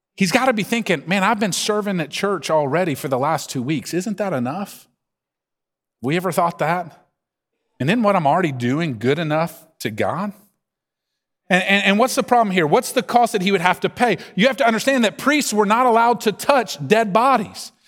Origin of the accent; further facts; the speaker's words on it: the South, United States; accent: Southern drawl; you don't have to listen to me very long to hear this Southern drawl and know I'm from the South.